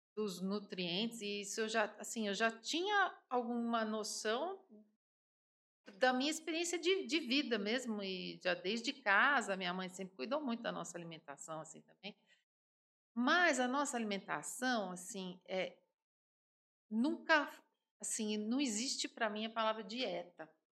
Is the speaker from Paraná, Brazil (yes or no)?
no; São Paulo, Brazil; moved away as an adult; now in Sete Lagoas, Brazil; Eu sou paulistana, como você disse, nascida no Ipiranga